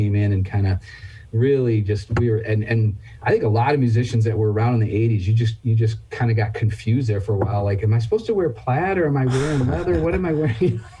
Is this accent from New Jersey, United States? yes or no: no; Michigan, United States; I'm from Michigan